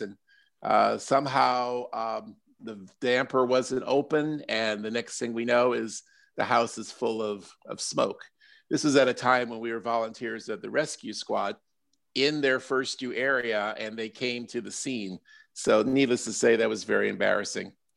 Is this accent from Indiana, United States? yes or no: no; Silver Spring, Maryland, United States; my hometown of Silver Spring